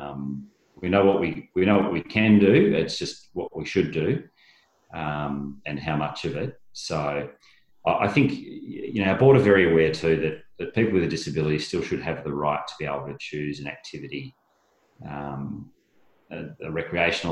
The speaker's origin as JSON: {"language": "English", "town": "Bairnsdale", "region": "Victoria", "country": "Australia", "said": "I'm from Bairnsdale, which is, you know, sort of at the back of Mount Hotham"}